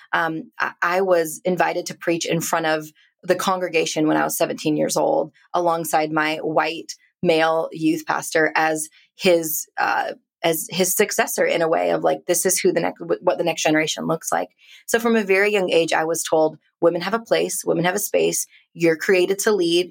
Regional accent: India; now in United States; I'm a immigrant Indian woman living in America

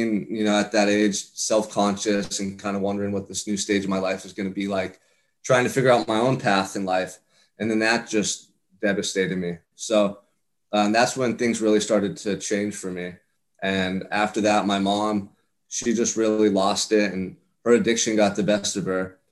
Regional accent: Santa Barbara, California, United States; I'm from Santa Barbara, California. I'm from paradise, man

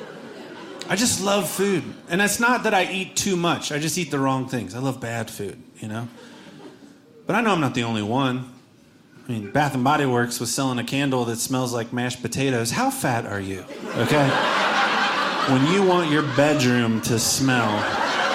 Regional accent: Cincinnati, Ohio, United States; I'm from Cincinnati, Ohio, which means I go on terrible Midwest family vacations every year

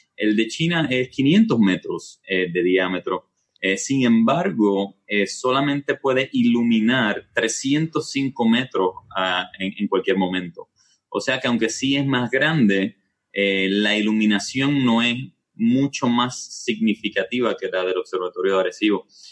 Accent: Puerto Rico; yo nací aquí en Puerto Rico, me crié aquí

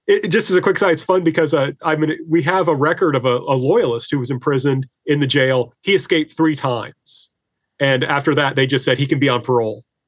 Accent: Indiana, United States; now in Greenwood, United States; I'm originally from Indiana, but I now teach at Lander University in Greenwood, South Carolina

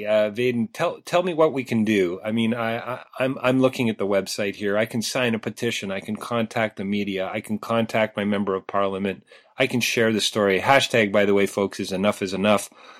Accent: Canada; I would think there's a problem with that with most of us Canadians

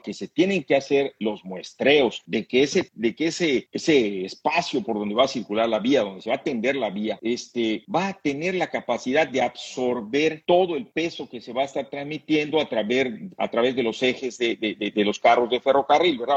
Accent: Mexico; como mexicano

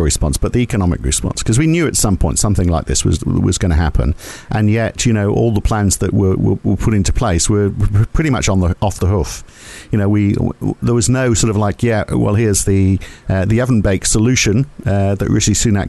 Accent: England, United Kingdom; I grew up in England.

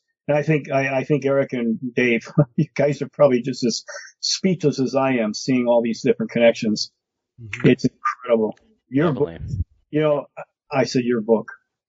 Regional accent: Michigan, United States; I'm from Michigan.

